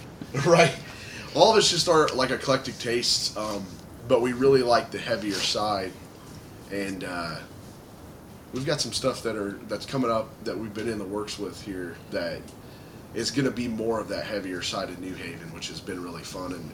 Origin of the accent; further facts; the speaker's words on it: Dayton, Ohio, United States; We're from Dayton, Ohio.